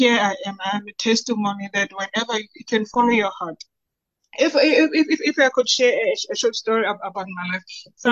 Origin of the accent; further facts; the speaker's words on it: Bloemfontein, Free State, South Africa; So I'm from Bloemfontein, born and bred in Bloemfontein.